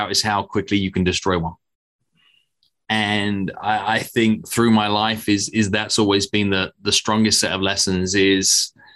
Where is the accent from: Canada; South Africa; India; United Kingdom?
United Kingdom; England; moved away; also born or lived in United States; I'm a British American now as well.